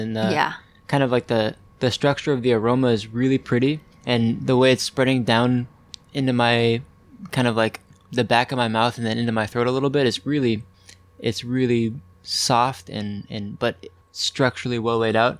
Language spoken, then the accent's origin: English; Vashon Island, Washington, United States; I'm from Vashon Island, a little island off of Seattle, taking care of my grandma when my parents are out of town.